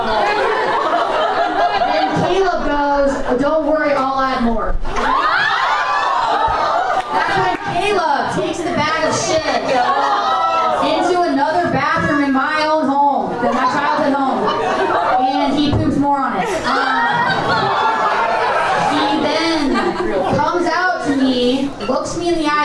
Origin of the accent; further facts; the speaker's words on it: Nebraska, United States; now in Chicago, United States; I grew up in Nebraska, not a lot